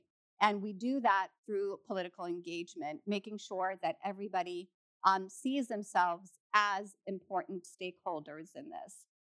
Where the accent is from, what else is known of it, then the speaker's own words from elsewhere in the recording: United States; as American Muslims